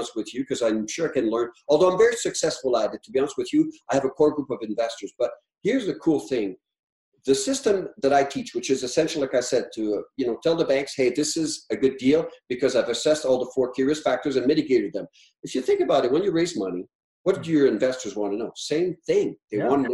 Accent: Canada; now in Alberta, Canada; I'm French Canadian

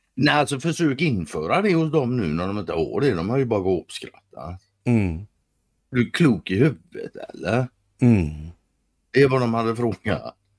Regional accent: Sweden; som svensk

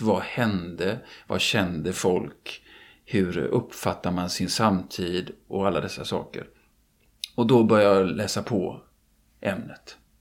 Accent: Gothenburg, Västra Götaland, Sweden; jag är göteborgare och kan mest om min hemstad naturligtvis

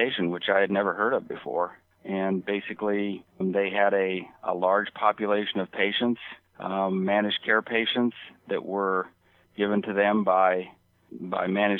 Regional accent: Nebraska and South Dakota, Midwest, United States; moved away as an adult; now in Los Angeles, United States; I was originally from Nebraska and South Dakota, that part of the world

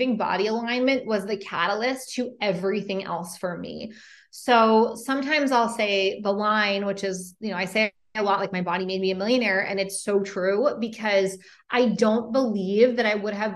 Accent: Boston, Massachusetts, United States; moved away as an adult; also born or lived in San Francisco; I'm originally from Boston

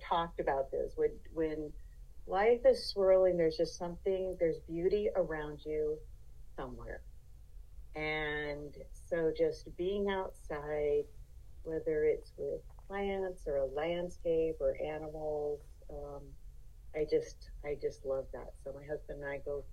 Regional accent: Los Angeles, California, United States; moved away as an adult; now in Yosemite National Park, United States; Being born and raised in Los Angeles

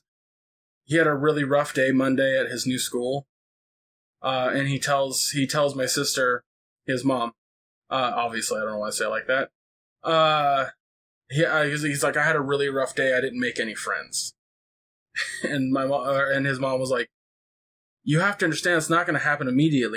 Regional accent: California, United States; I'm very Californian, so I talk a mile a minute

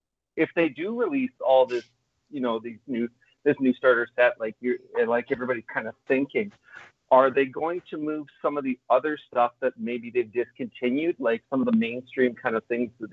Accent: Vancouver Island, British Columbia, Canada; moved away; Yeah, because I remember going back to my hometown, you know, Vancouver Island.

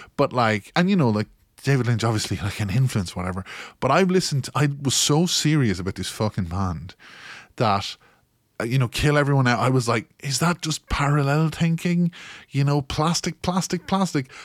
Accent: Kilkenny, Leinster, Ireland; you may notice by my tone of voice that I am from Kilkenny in Ireland

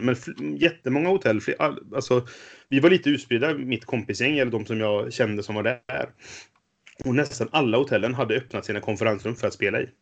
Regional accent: Trollhättan, Västra Götaland, Sweden; moved away; jag kom från Trollhättan från början, så mitt gamla Trollhätte-spelgäng

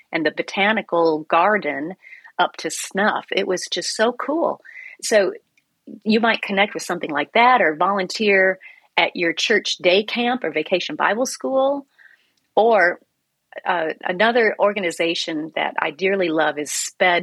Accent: Iowa, United States; when I was growing up in Iowa

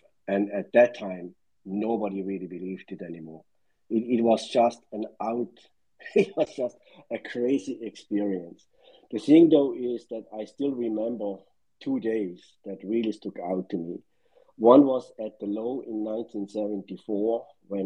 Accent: Switzerland; moved away; I'm originally from Switzerland, but I don't ski and I don't yodel

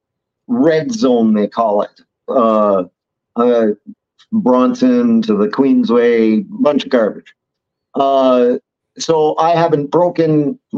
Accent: Ottawa, Ontario, Canada; I was born in Ottawa

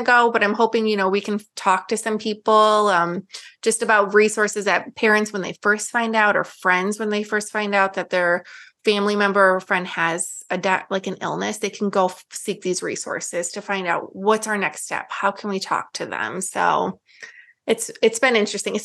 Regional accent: Illinois, United States; also born or lived in Germany; now in San Antonio, United States; we're from Illinois

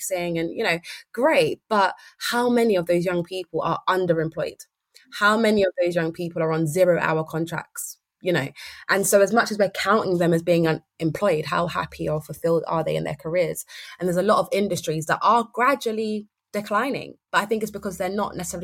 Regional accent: London, United Kingdom; I grew up in Brixton

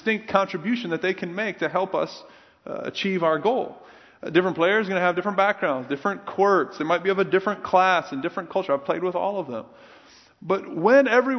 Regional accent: Minnesota and Iowa, Midwest, United States; I grew up in the Midwest, primarily Minnesota and Iowa, white bread areas

